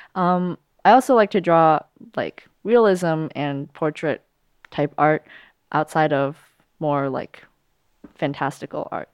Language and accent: English; United States; I was born here, so I'm of American nationality